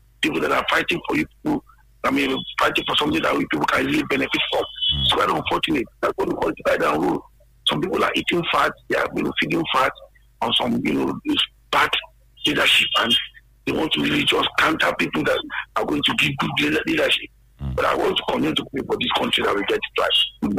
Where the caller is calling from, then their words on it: Abeokuta, Ogun State, Nigeria; is calling from the People's Parliament in Lemay in Abeokuta here.